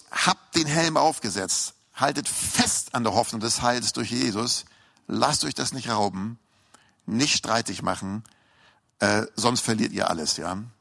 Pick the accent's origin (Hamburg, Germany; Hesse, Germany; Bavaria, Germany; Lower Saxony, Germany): Hamburg, Germany; Und ich weiß noch, als ich in eine S-Bahn fuhr in Hamburg, ich bin Hamburger, hört man vielleicht noch raus am Slang, ne?